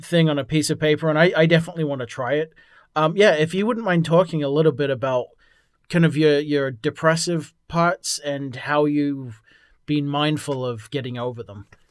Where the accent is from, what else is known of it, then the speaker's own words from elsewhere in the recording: England, United Kingdom; moved away; I'm from England originally